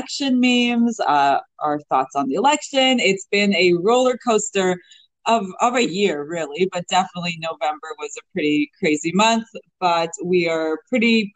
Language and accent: English; Canada; being a Canadian